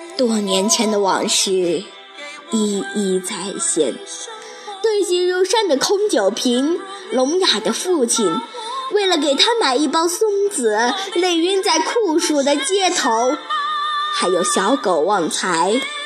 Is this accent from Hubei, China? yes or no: no; Fugu, Shaanxi, China; 我来自陕西榆林府谷，是雅乐艺术学校王霞老师的学生